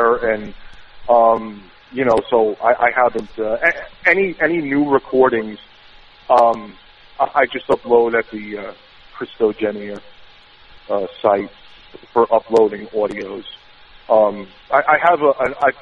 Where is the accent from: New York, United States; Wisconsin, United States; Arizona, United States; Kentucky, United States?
New York, United States; accent: New York; my New York accent